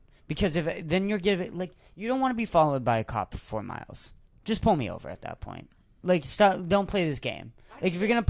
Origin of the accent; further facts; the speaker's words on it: Massachusetts, United States; we were from Massachusetts